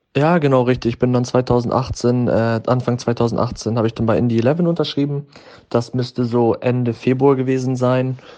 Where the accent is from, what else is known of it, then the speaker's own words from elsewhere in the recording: Germany; moved away as an adult; also born or lived in United States; in dem Land, wo ich geboren bin